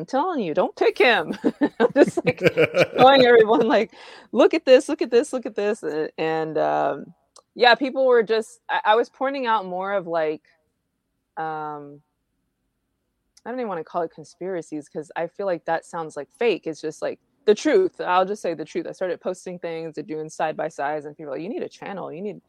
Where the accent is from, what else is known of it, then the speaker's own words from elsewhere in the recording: Houston, Texas, United States; also born or lived in Connecticut / Cuba; I was born in Connecticut. My parents are retired military. So we lived in Connecticut. We lived in Cuba. And then we moved here. And so I've been here pretty much most of my life here in Houston.